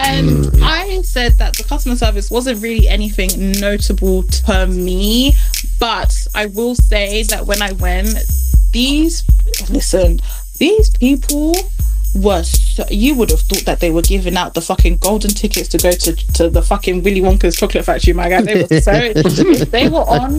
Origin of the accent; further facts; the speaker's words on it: United Kingdom; we as British people